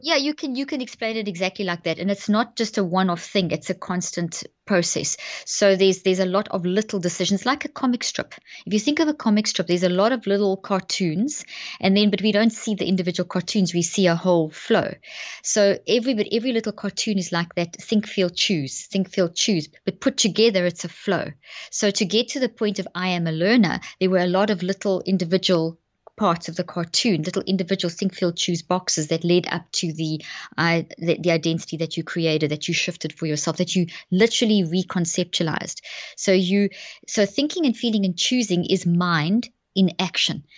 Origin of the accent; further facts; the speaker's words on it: South Africa; moved away as an adult; also born or lived in Zimbabwe; now in Dallas, United States; I was born in Zimbabwe and grew up in South Africa, and we've been in the States now for twelve years. So we're based in Dallas